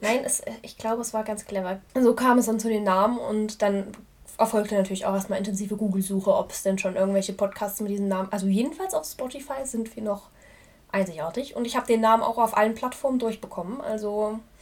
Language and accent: German; Germany; als Deutscher